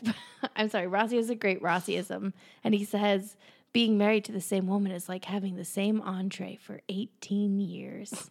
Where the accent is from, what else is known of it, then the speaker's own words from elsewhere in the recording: Pittsburgh, Pennsylvania, United States; we're from Pennsylvania, Pittsburgh